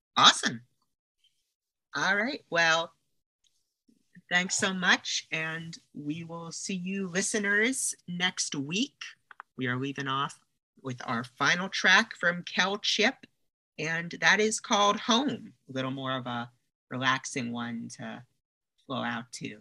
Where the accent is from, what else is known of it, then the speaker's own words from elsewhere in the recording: New York, United States; now in Los Angeles, United States; I'm from New York originally